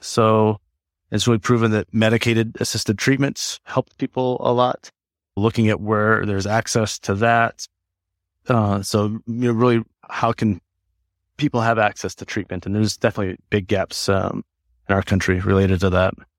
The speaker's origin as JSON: {"language": "English", "area": "Black Hills area", "region": "South Dakota", "country": "United States", "tie": "born or raised there", "also_born_or_lived": "Wyoming / Redlands, California", "moved": "as an adult", "lives_now": "Colorado, United States", "said": "I grew up in South Dakota, um, that, so in the Blackfields area"}